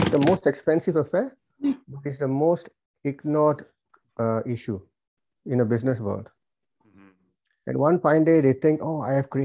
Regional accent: Singapore; moved away as an adult; now in Melbourne, Australia; I've lived my life in Singapore. I was born in Singapore. I lived my life there. We migrated here for the children's education.

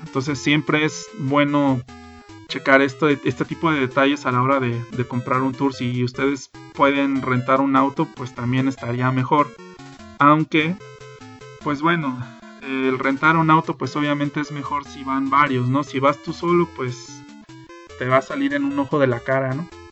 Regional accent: Mexico; siendo mexicano

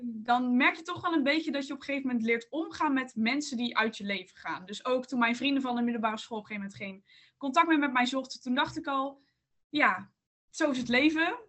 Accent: North Brabant, Netherlands; moved away as an adult; now in Leiden, Netherlands; ik kom uit Brabant

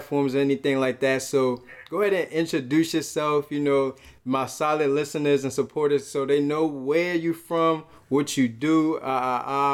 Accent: Fredericksburg, Virginia, United States; also born or lived in Brooklyn, New York; I was born in Brooklyn, New York, and raised in Sterling and Fredericksburg, Virginia

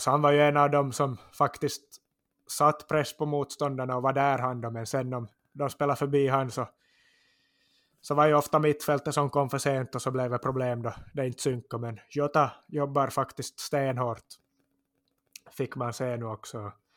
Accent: Korsholm, Ostrobothnia, Finland; identifierar jag mig nog också som österbottning och korsholmare och känner mig som hemma där också

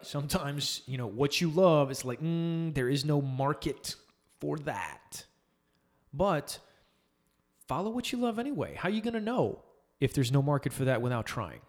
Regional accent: Summerville, South Carolina, United States; moved away as an adult; also born or lived in El Paso; I grew up in Somerville, but I moved out to El Paso

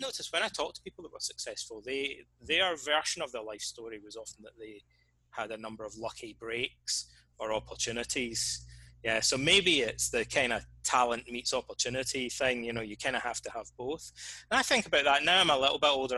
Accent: Scotland, United Kingdom; moved away as an adult; also born or lived in Reading, England; I hardly ever really left my hometown, like this small town in, in Scotland

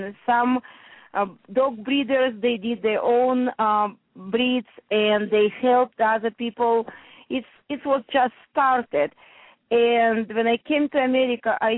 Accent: Russia; English is a second language; moved away as an adult; now in New Jersey, United States; when I came from Russia here

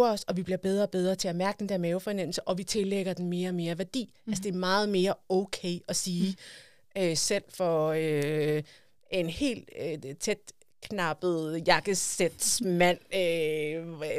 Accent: Denmark; Altså, vi er jo danskere.

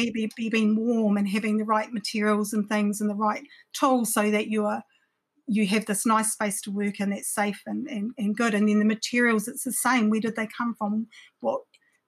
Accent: Takaka, Tasman, New Zealand; also born or lived in Wellington; I grew up in Takaka for a little bit

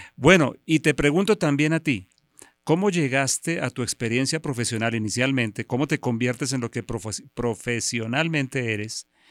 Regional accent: Bogotá, Colombia; also born or lived in Bucaramanga; yo soy nacido en Bucaramanga, aunque soy bogotano de crianza

